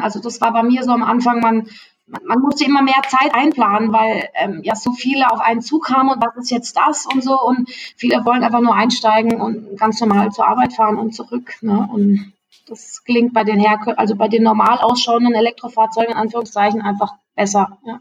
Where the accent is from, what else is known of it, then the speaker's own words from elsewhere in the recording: Freiburg, Baden-Württemberg, Germany; moved away; ich komme ursprünglich aus Freiburg